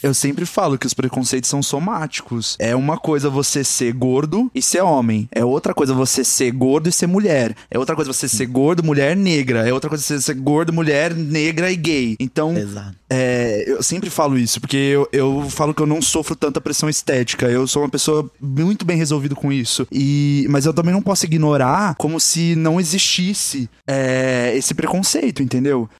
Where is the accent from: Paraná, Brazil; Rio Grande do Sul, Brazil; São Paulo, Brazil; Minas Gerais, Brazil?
São Paulo, Brazil; Campinas; now in São Paulo, Brazil; É lá de Campinas, na cidade que eu moro. Moro não, que eu nasci, eu moro em São Paulo